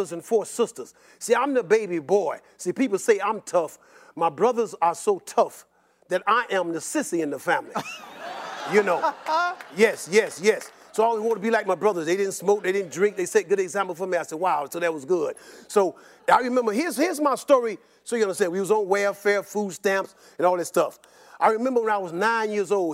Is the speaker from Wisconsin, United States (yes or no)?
no; Chicago, Illinois, United States; when I was growing up in Southside Chicago